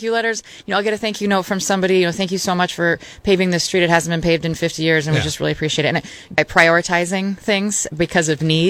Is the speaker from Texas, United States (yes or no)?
no; Beaverton, Oregon, United States; moved away as an adult; now in Scranton, United States; I'm not from here. I'm from Beaverton, Oregon.